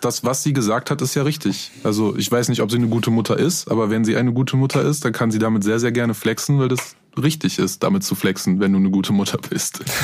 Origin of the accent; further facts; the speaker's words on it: Minden, North Rhine-Westphalia, Germany; Ich komme aus Minden